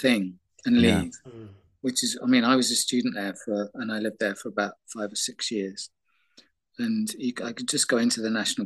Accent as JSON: {"language": "English", "country": "United Kingdom", "said": "I am British"}